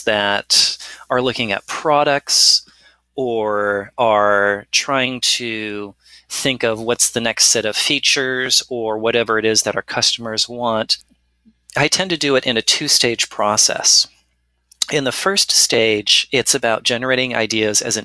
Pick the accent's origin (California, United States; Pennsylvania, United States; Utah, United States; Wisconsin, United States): California, United States; I was born in California